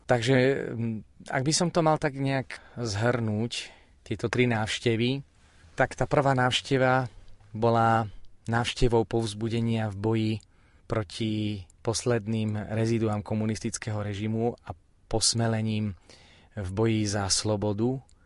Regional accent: Spišské Podhradie, Prešov Region, Slovakia; v mojom rodnom meste, e, na Spišskej kapitule

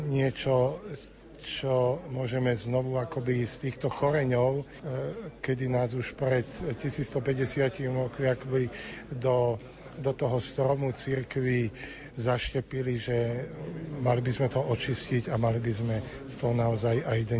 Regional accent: Slovakia; Pre nás Slovákov

